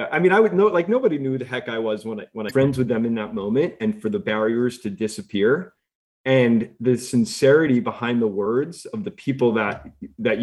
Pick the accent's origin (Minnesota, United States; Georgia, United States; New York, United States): New York, United States; moved away as an adult; also born or lived in Los Angeles / Bay Area; I'm a New Yorker